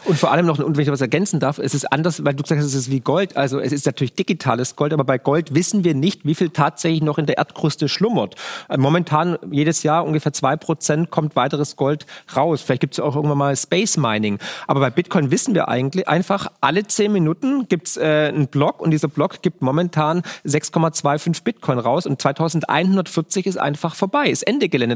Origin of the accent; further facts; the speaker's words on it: Germany; in dem Land, wo ich geboren bin